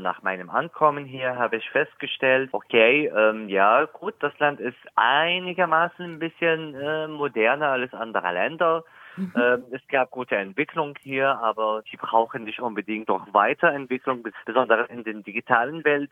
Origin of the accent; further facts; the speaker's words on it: eastern Syria, Syria; German is a second language; moved away as an adult; also born or lived in Palmyra; now in Germany; bei uns in meiner Heimatstadt im Osten